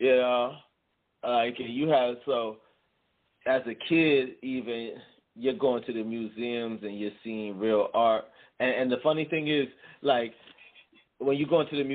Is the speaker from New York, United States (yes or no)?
no; Arlington, Virginia, United States; also born or lived in Jamaica; now in Washington, D.C., United States; I grew up in Arlington, Virginia.